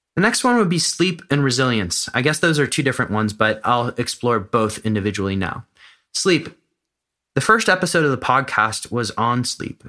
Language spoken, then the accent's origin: English; United States; moved away as an adult; now in Amsterdam, Netherlands; I live in Amsterdam. I'm American